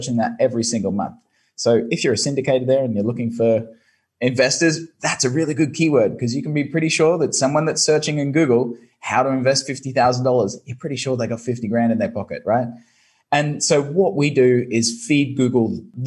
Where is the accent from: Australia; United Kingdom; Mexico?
Australia; Brisbane, Queensland; moved away as an adult; now in Ho Chi Minh City, Vietnam; I'm here in Saigon in Vietnam, but originally from Brisbane, Australia.